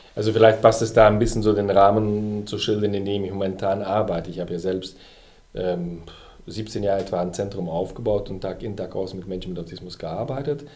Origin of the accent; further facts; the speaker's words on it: Belgium; moved away as an adult; now in Germany; Ich bin ja Belgier und habe zu der Zeit auch noch in Belgien gelebt.